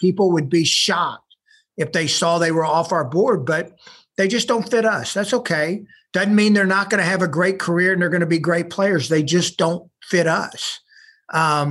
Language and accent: English; Galveston, Texas, United States; I was from the Galveston area